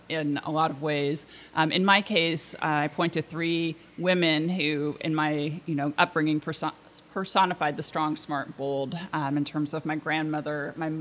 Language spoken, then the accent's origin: English; Portland, Oregon, United States; also born or lived in Washington, D.C.; I grew up here in Portland, and I attended an all-girls high school